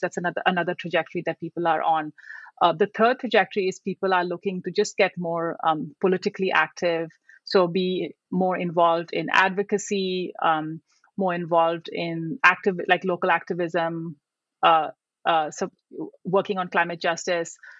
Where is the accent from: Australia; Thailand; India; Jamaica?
India; moved away as an adult; also born or lived in United Kingdom / Sri Lanka / Vietnam; now in United States; I grew up in India uh, and I went to college in India.